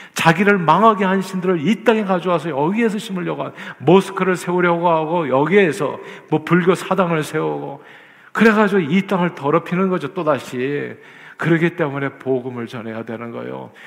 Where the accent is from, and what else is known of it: South Korea; now in United States